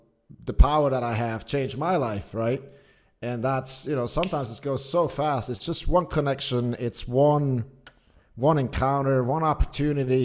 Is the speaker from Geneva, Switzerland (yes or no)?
no; Zurich, Switzerland; also born or lived in United States; I was born and raised outside of Zurich, or I was born in Zurich and then kind of raised a bit outside.